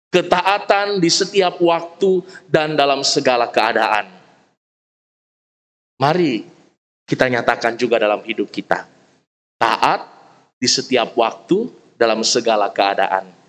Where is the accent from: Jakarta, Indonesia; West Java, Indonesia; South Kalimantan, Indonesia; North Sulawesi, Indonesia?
West Java, Indonesia; Saya orang Sunda, ada Opung Utajul orang Batak, ada Opa Aris orang Toraja. Kita lahir dalam tradisi, dalam budaya kita masing-masing.